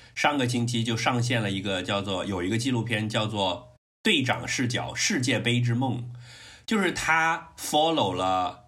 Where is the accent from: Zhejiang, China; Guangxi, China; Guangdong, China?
Guangdong, China; 我作为一个嗯。广东人的骄傲